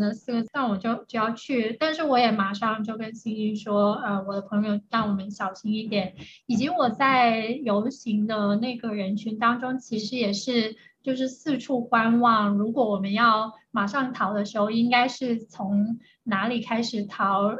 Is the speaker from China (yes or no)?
yes; China; moved away; 我作为一个中国人